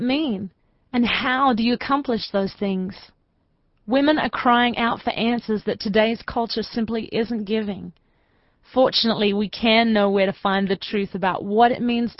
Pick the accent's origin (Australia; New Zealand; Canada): Australia; moved away; I'm originally from Australia